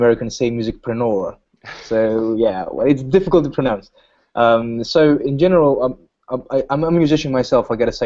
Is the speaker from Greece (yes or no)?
yes; Greece; I'm from Greece